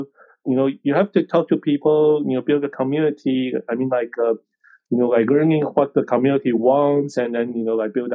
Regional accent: Taiwan; I'm from Taiwan

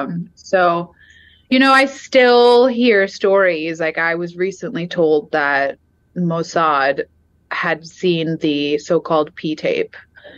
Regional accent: Atlanta, Georgia, United States; moved away as an adult; also born or lived in Washington, D.C.; Georgia, which was my home, is my hometown, my home state. Atlanta is my hometown, my home county

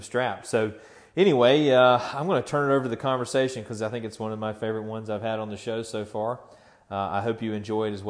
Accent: Tallahassee, Florida, United States; my hometown of Tallahassee

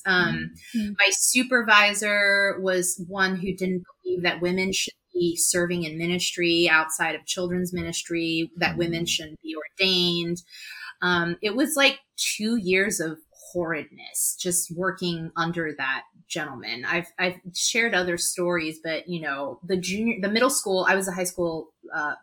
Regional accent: New York, United States; also born or lived in Los Angeles, California; when my parents got divorced, when I was 9 and we moved from Los Angeles to New York

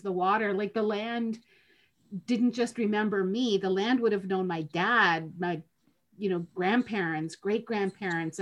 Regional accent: Lac Seul, Ontario, Canada; now in Niagara, Canada; I'm from Lac Seul, don't live anywhere near home. Home for me is in Niagara

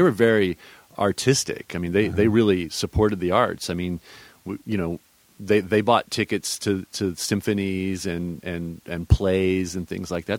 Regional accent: Austin, Texas, United States; I grew up here in Texas in the in the hill country, where uh, around Austin

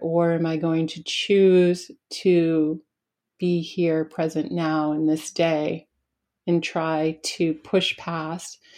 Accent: Spofford, New Hampshire, United States; also born or lived in Keene, New Hampshire; I grew up in Spofford, New Hampshire

